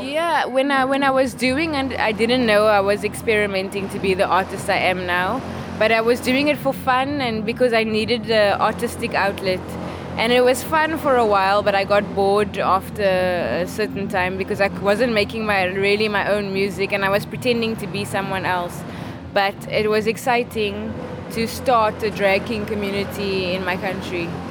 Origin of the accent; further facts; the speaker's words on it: Cape Town, Western Cape, South Africa; moved away as an adult; now in London, United Kingdom; I am from Cape Town, South Africa